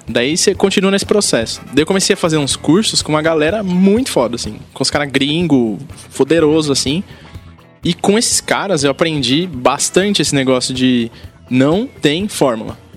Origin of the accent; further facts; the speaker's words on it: São Paulo, Brazil; Eu nasci em São Paulo, na Zona Norte, daquela janela da dá para ver meu prédio. E eu cresci aqui, muito perto daqui